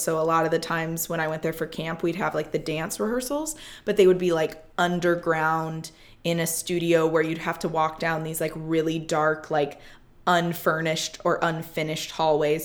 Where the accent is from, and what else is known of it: South Bend, Indiana, United States; born or raised there